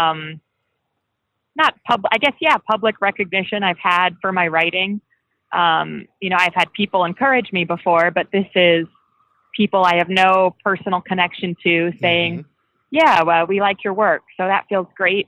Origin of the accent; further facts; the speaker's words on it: Phoenix, Arizona, United States; I am from Phoenix.